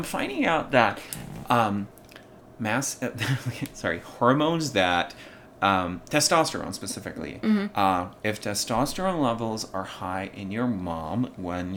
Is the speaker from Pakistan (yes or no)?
yes; Pakistan; born or raised there; English is a second language; moved away as an adult; also born or lived in Kabul, Afghanistan; now in United States